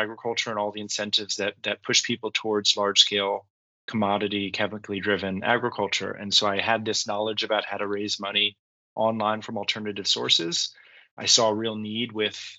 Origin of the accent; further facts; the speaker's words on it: Washington, District of Columbia, United States; I grew up in Washington, D.C.